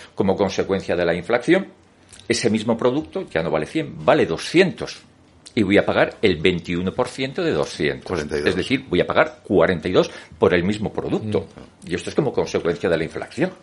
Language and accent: Spanish; Madrid, Community of Madrid, Spain; Soy madrileño